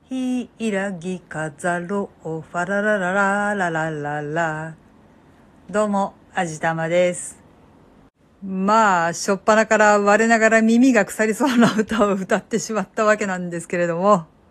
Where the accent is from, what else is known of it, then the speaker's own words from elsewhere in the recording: Kansai, Japan; 私は関西人なので、あれは節分の丸かぶりと言っていました